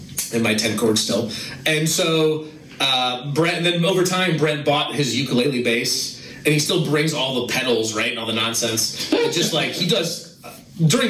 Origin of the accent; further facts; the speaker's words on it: Northern Michigan, United States; moved away; I grew up in Michigan